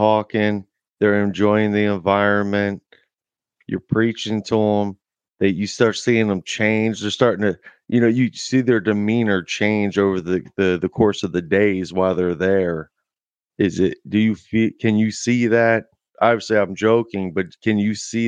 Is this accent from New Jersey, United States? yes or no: yes; New Jersey, United States; moved away as an adult; now in Arkansas, United States; I'm originally from New Jersey